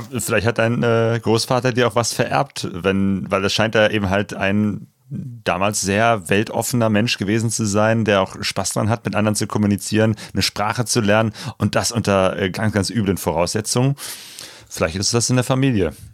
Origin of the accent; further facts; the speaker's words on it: Germany; typisch deutsche Geschichte